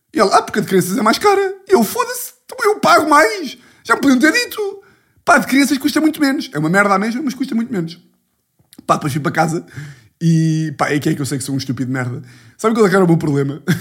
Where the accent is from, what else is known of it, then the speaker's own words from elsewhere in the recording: Ribatejo, Portugal; Calma que eu sou do Ribatejo, caralho. Estou aqui louco de sotaques.